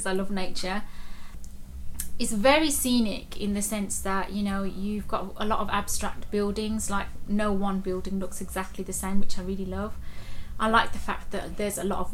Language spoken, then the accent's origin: English; Birmingham, West Midlands, United Kingdom; I'm from Birmingham in the UK.